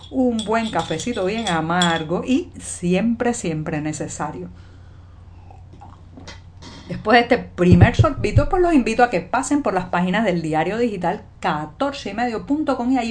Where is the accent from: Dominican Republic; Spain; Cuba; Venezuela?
Cuba; Y yo, yo soy … cubana, periodista ciudadana y bueno, amanecido hoy en La Habana, nublado, muy húmedo, está lloviendo bastante aquí en la capital cubana